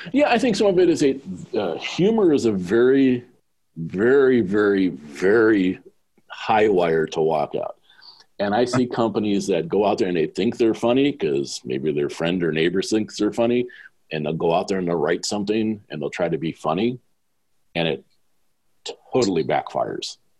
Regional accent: Southern California, United States; moved away as an adult; also born or lived in Sydney, Australia; I was a guy from Southern California

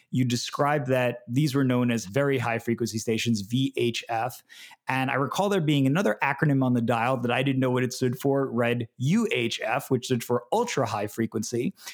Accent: New York City, New York, United States; I grew up in New York City in the 1990s

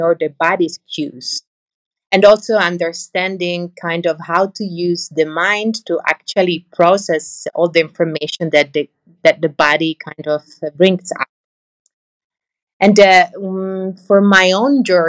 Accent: Italy; also born or lived in Netherlands; now in Amsterdam, Netherlands; I'm from Italy, but I work in the Netherlands. I'm based in the Netherlands

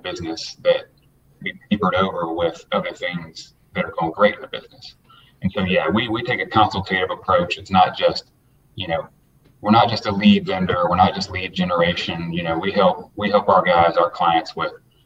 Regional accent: Atlanta, Georgia, United States; I'm born and raised Atlanta, Georgia. I was born at Northside Hospital. So one of the few native Atlantans

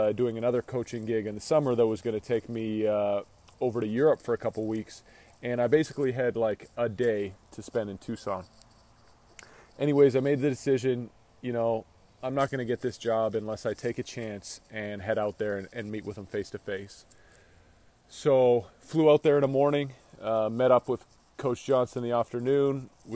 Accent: Richmond, British Columbia, Canada; moved away as an adult; also born or lived in Santa Maria, California / San Luis Obispo, California; I grew up in Richmond, British Columbia, just outside of Vancouver. Lived there the majority of my life, bounced around a little bit as a kid, but that was always kind of home.

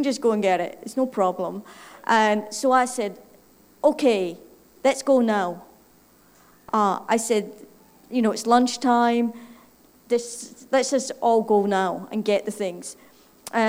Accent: Scotland, United Kingdom; accent: Scottish; moved away; My funny accent, in case somebody wants to figure out, is Scottish

